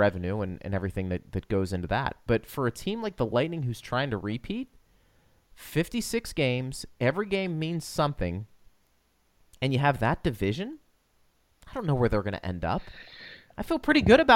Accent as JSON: {"language": "English", "town": "Pittsburgh", "region": "Pennsylvania", "country": "United States", "moved": "yes", "said": "I'm from Pittsburgh"}